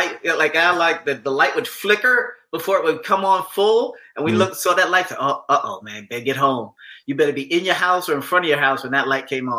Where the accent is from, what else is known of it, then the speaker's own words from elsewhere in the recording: New York City, New York, United States; I grew up in New York City